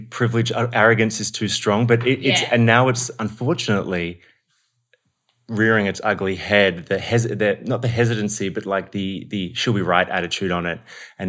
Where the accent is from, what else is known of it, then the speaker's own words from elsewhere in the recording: Australia; oh, my God, you're Aussie. I love it. And then when they find out I'm also Irish, they just lose it